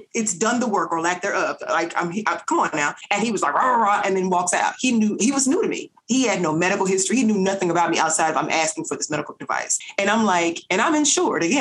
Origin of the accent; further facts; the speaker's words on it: Nashville, Tennessee, United States; I'm originally from North Nashville